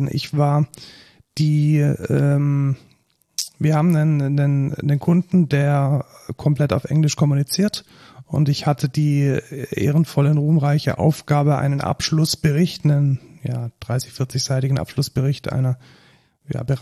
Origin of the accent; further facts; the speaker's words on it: Germany; Und äh, man muss dann ab und zu als Deutsche schon auch mal deutsche Texte schreiben.